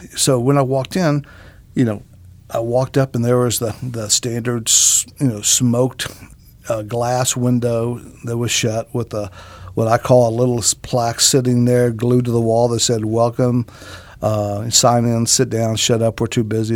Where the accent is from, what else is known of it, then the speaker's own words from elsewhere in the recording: Greenville, United States; Greenville, my hometown.